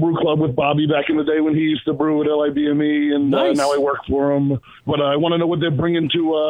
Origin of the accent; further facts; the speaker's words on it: Farmingville, New York, United States; I'm from Farmingville.